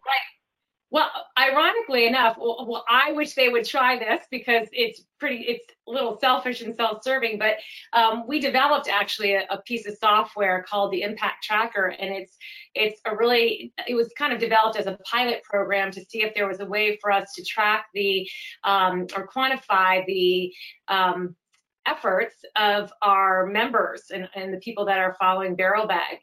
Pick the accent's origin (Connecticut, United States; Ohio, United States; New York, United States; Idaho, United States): Connecticut, United States; moved away as an adult; also born or lived in Vermont; now in California, United States; I grew up in Connecticut, went to school in Vermont, um, the University of Vermont, and then moved out here and have stayed and started my family here